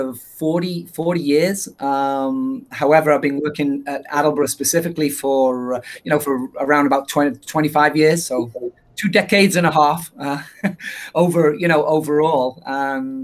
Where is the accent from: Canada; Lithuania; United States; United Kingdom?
United Kingdom; England; moved away; being from England, people make fun of my accent